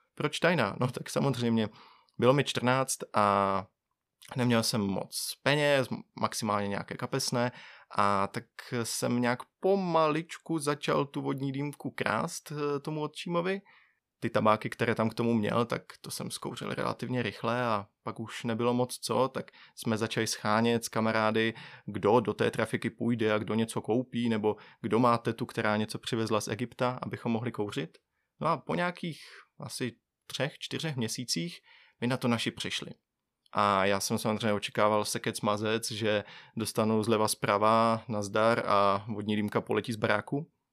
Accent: Bohumín, Moravian-Silesian Region, Czechia; já pocházím z Bohumína, což je malé město vedle Ostravy

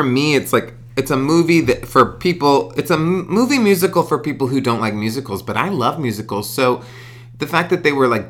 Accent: Texas, United States; moved away; I grew up in Texas.

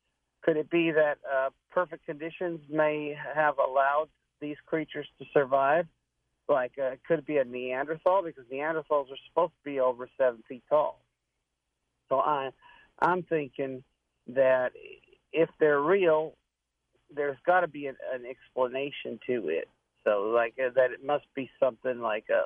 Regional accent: Whidbey Island, Washington, United States; now in Florida, United States; I'm 62 years old, but I grew up in Washington

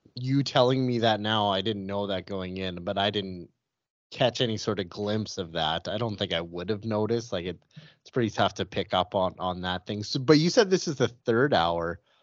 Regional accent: outside Calgary, Alberta, Canada; the first kind of ten years of my life, I grew up about two hours outside of Calgary.

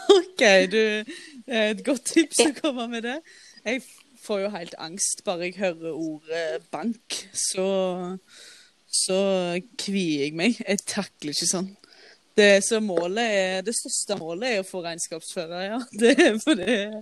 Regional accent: Våge, Norway; moved away; jeg våkna hjemme i Våge, der jeg kommer fra

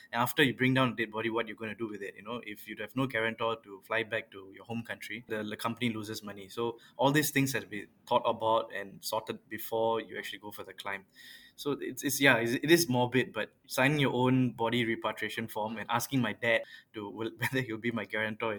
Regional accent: Yishun, Singapore; I was from a pretty traditional family. Both my parents are teachers. I mean, I was from Naval Base Primary School in Yishun.

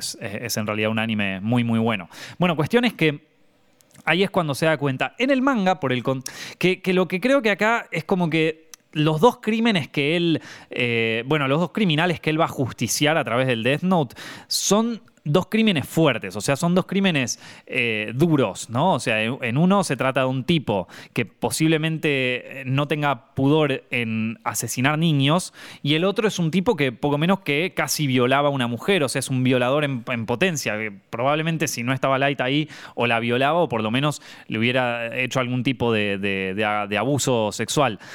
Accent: Argentina; siendo argentino

